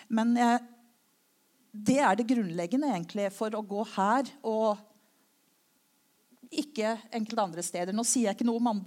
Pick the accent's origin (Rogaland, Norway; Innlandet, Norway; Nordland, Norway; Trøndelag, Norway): Rogaland, Norway; Klepp; Ehm, selv om eh, dialekta mi ikke tyder på det, så har jeg gått både på Kleppe skole og Kleppe ungdomsskole osv.